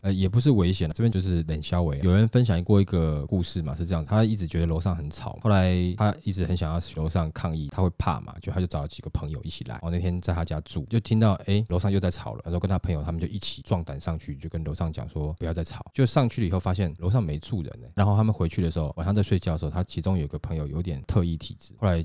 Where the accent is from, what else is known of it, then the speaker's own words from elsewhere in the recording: Taiwan; 因为台积电毕竟还是我们台湾人的骄傲了